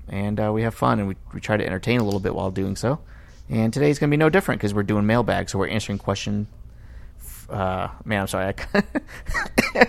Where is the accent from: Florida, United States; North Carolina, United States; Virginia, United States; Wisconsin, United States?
Florida, United States; Miami; I grew up in Miami